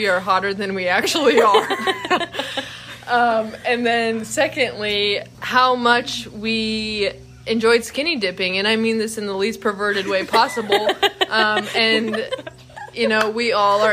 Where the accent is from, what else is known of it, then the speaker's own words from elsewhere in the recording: Findlay, Ohio, United States; I'm from Findlay, Ohio